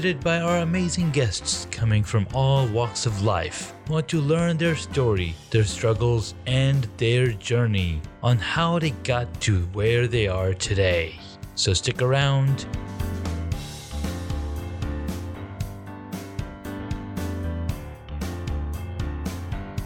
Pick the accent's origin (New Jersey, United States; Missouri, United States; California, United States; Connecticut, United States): California, United States; Corona; moved away; I grew up in Corona, California